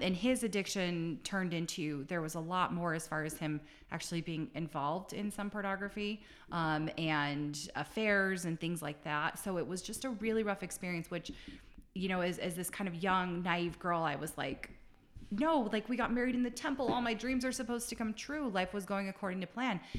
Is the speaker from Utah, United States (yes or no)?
yes; Salt Lake City, Utah, United States; I grew up in Salt Lake